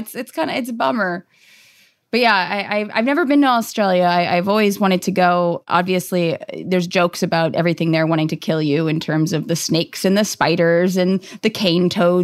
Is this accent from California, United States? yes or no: yes; Los Angeles, California, United States; I'm from Los Angeles